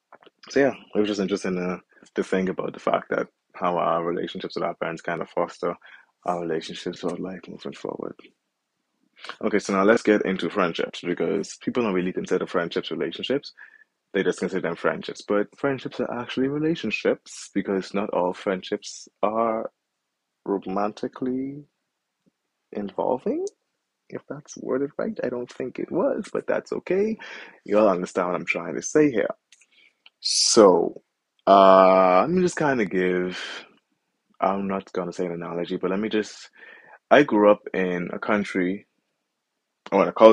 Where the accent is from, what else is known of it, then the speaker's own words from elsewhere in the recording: Bahamas; moved away as an adult; when I was growing up in the Bahamas and I was still living under her roof